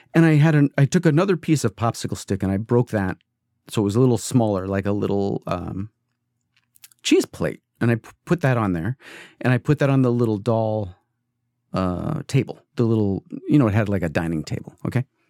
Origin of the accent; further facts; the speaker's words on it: East Coast, United States; now in California, United States; this is California and I grew up on the East Coast.